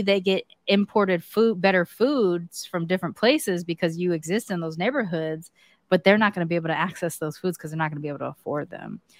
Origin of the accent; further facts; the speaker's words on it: United States; I'm American